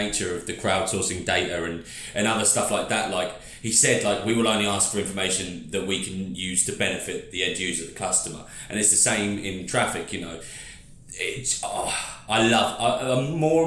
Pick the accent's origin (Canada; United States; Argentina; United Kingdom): United Kingdom; being a Brit and being a bit of a classic Brit